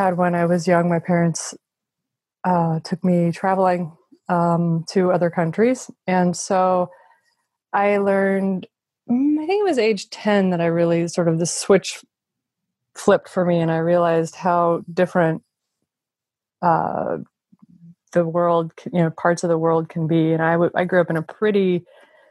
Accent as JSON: {"language": "English", "region": "Midwest", "country": "United States", "tie": "born or raised there", "moved": "yes", "lives_now": "Silicon Valley, United States", "said": "growing up in the Midwest and then coming to Silicon Valley"}